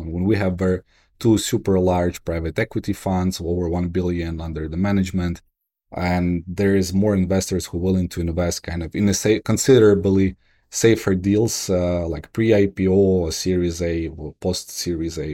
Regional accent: Kyiv, Ukraine; moved away; also born or lived in New York; I moved back from New York to Kyiv in twenty fourteen

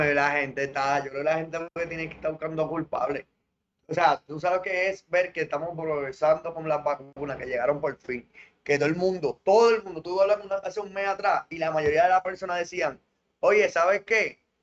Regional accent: Puerto Rico; somos territorio de Norteamérica

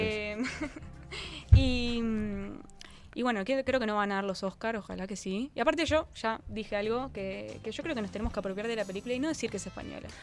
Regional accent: Uruguay; como uruguaya

